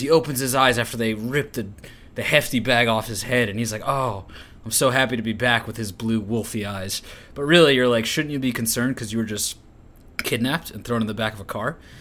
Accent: United States; I'm an American

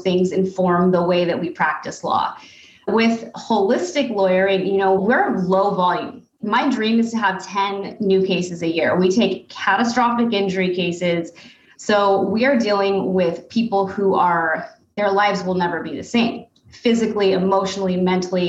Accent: United States; as an American

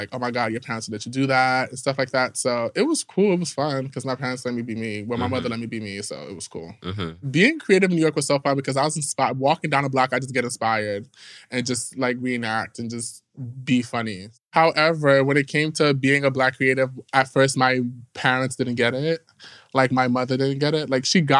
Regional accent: Ghana; I'm just not just black. I'm Ghanaian. So me being Ghanaian and people knowing that I'm Ghanaian

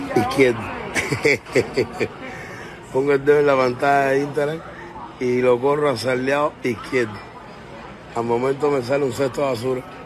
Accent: Cuba; now in Miami, United States; yo nací en Cuba, pero vivo en América del Norte

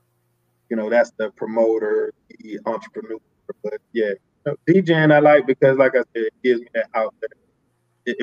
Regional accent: Texas, United States; I'm from Texas

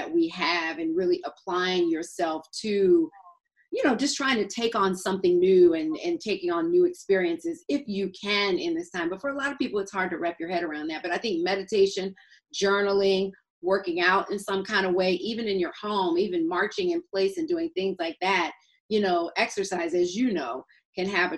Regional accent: Atlanta, Georgia, United States; And I'm from Atlanta. So for a Georgia girl

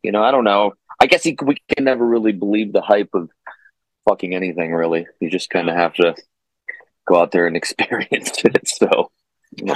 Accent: Florida, United States; I am from Florida

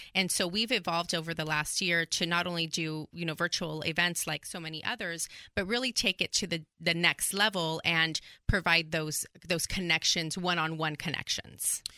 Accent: California, United States; moved away as an adult; now in Texas, United States; I was born and raised in California, and I moved out here about nine years ago

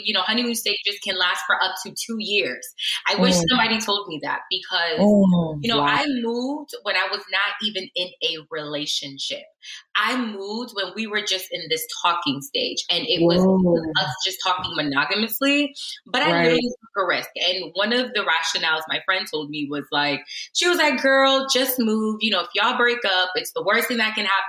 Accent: Connecticut, United States; moved away as an adult; also born or lived in Nigeria / Newark, New Jersey; I grew up in Connecticut

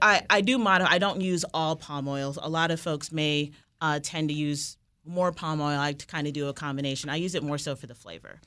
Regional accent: Fairfax County, Virginia, United States; also born or lived in Washington, D.C.; I was born here in D C. I grew up in the Mount Vernon community of southeastern Fairfax County

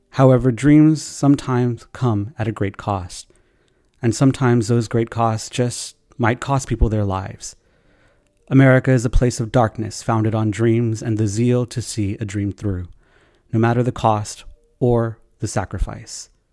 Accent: Texas, United States; We're from Texas

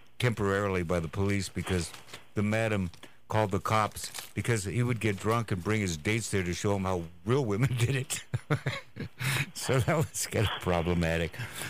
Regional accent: Walla Walla, Washington, United States; I'm from Walla Walla, Washington, which is a small agricultural community.

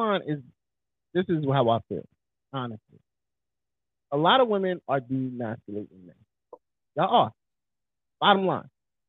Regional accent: New York, United States; I'm from New York.

